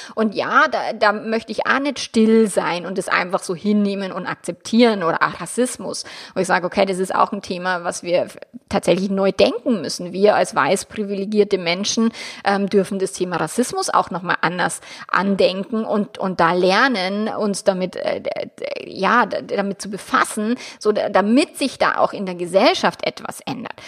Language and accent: German; Germany; bei uns in Deutschland